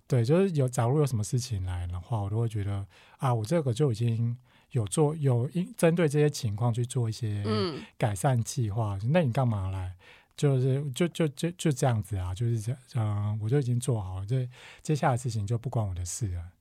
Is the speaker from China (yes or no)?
no; Taiwan; 身为台湾人